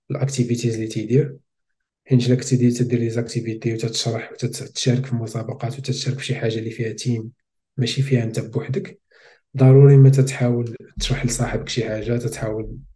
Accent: Smara, Laâyoune-Sakia El Hamra, Morocco; also born or lived in Beni Bouayach; ما قريتش فيها زاديت

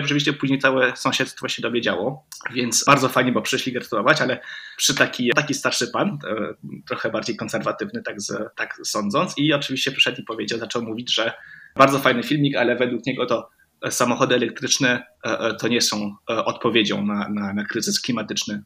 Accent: Romandy, Switzerland; ja jestem z Szwajcarii, ogólnie rzecz biorąc. Oczywiście mama jest z Polski, więc e, e, nauczyliśmy się po polsku mówić w domu, ale ogólnie wychowałem się w Szwajcarii

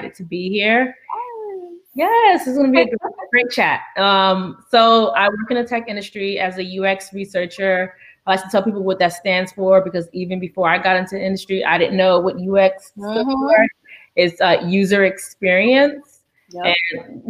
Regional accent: Miami, Florida, United States; moved away; also born or lived in New York; I'm originally from Miami, Florida, came to New York

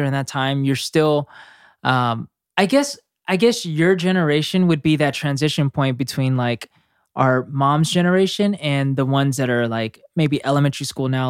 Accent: United States; moved away as an adult; now in South Korea; a half-Korean from America coming to live in Korea as an expat

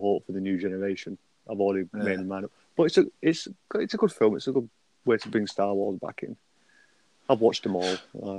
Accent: Bolton, North West England, United Kingdom; I'm from Bolton, just outside of Manchester, in sunny England. Are you still in Bolton? Yeah, I'm still in Bolton. Lived there all my life.

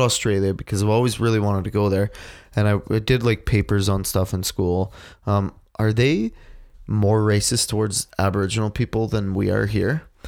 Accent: Canada; I am super Canadian

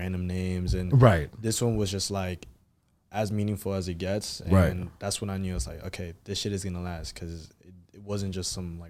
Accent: Hyattsville, Prince George's County, Maryland, United States; I grew up in Hinesville, PG County.

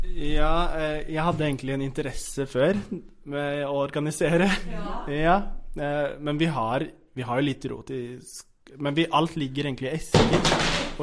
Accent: Fredrikstad, Østfold, Norway; moved away as an adult; now in Oslo, Norway; jeg er ikke fra Oslo. Jeg er fra Fredrikstad

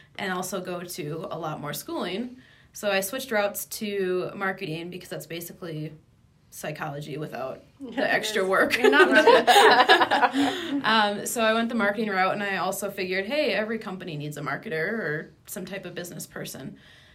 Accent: Midwest, United States; I'm from the Midwest

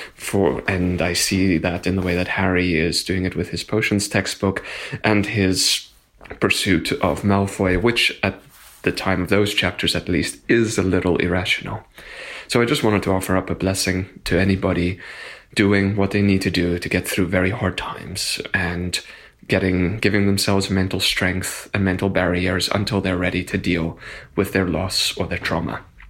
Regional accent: South Africa; moved away as an adult; now in Boston, United States; as a foreigner, um, I'm from South Africa

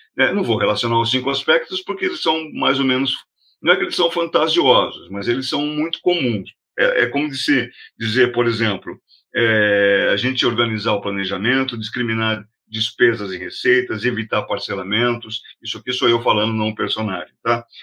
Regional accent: Brazil; a gente é brasileiro

